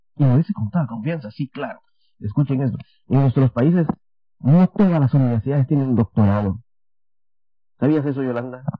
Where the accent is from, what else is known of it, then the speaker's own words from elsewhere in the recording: Guatemala; now in Taiwan; Yo soy de Guatemala.